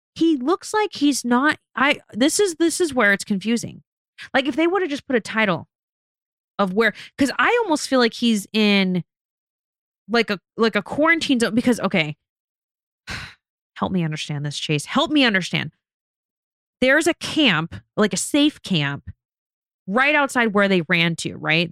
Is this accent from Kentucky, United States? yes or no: no; Las Vegas, Nevada, United States; I'm from Vegas. I'm born and raised, but we live in Vegas